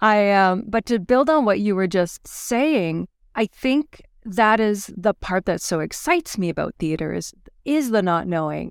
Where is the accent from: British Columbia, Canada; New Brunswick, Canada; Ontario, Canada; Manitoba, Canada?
New Brunswick, Canada; Fredericton; moved away as an adult; now in Edmonton, Canada; where I grew up in New Brunswick and Fredericton at the time